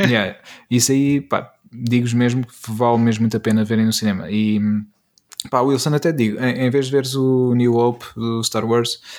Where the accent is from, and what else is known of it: Peniche, Leiria District, Portugal; born or raised there